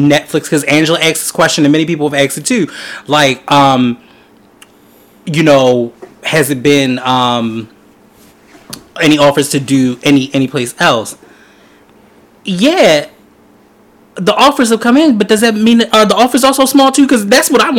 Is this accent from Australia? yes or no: no; Baltimore, Maryland, United States; We're from Baltimore